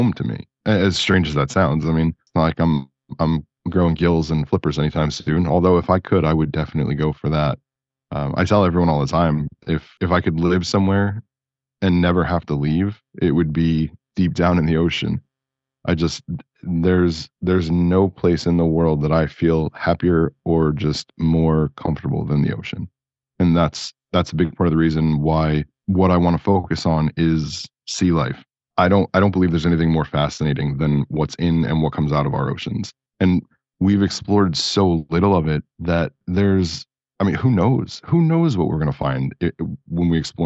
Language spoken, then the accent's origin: English; New Jersey, United States; also born or lived in California; now in Florida, United States; I grew up in Jersey near the water